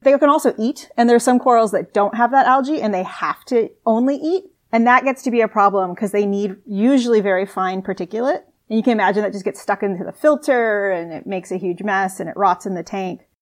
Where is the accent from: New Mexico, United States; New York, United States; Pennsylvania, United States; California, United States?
New Mexico, United States; Albuquerque; moved away as an adult; now in Sydney, Australia; I actually grew up in Albuquerque, New Mexico, really far away from the ocean.